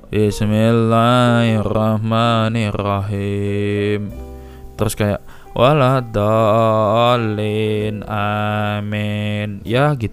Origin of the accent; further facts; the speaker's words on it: Tuban, East Java, Indonesia; kalau teman-teman sering manggil saya orang Tuban ya karena memang asal saya dari sana desa Tasik Madu penghasil belimbing